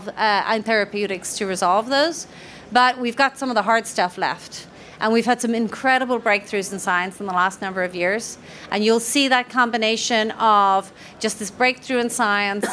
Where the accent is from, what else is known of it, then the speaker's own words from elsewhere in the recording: Ireland; I am Irish